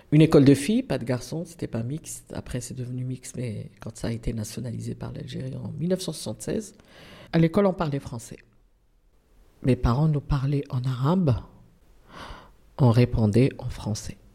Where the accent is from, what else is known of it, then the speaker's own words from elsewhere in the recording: Auvergne-Rhône-Alpes, France; born there; Donc, je suis née en Isère hein, en 1960 euh, parce que mon père se trouvait, mes oncles aussi se trouvaient à Grenoble.